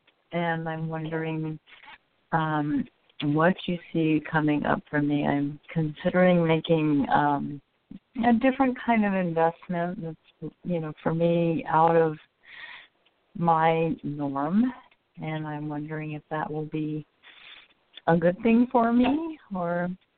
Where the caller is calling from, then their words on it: Oregon, United States; I'm calling from Oregon.